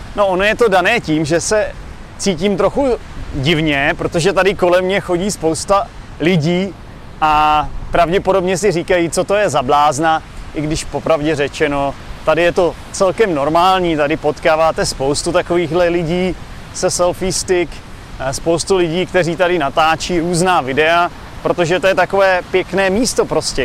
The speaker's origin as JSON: {"language": "Czech", "country": "Czechia", "moved": "as an adult", "lives_now": "Vietnam", "said": "jsem z Čech"}